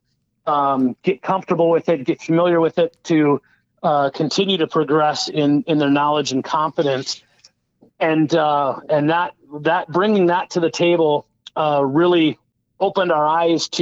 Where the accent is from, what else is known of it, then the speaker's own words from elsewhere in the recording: Madison, Wisconsin, United States; I'm from another Big Ten area of Madison, Wisconsin